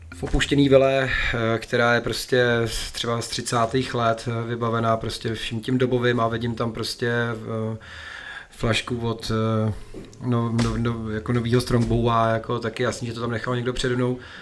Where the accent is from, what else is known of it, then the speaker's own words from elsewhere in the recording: Bohemia, Czechia; tady u nás v Čechách